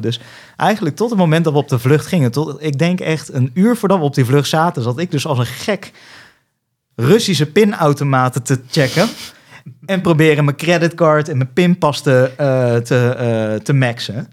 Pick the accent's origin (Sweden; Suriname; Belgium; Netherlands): Netherlands; accent: Dutch; mijn Nederlands accent